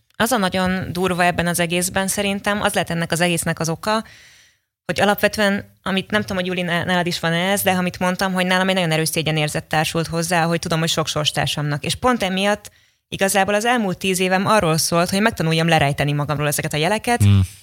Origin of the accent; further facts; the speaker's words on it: Kaposvár, Somogy, Hungary; moved away as an adult; now in Budapest, Hungary; Kaposvári vagyok